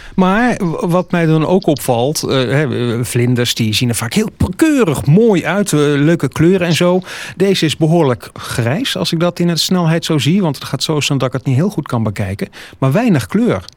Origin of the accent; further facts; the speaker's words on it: Zeeland, Netherlands; bij ons in Zeeland